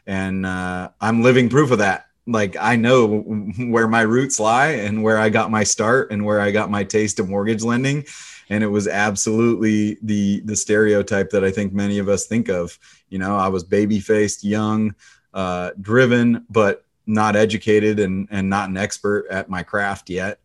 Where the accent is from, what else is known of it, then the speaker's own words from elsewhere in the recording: the Northwest, Pacific Northwest, United States; I grew up in the Northwest.